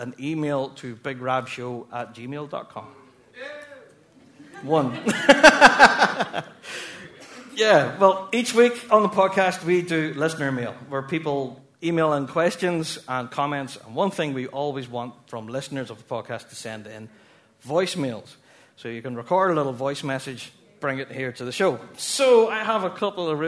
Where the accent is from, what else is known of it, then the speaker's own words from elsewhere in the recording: Northern Irish, Northern Ireland, United Kingdom; We are all Northern Irish folk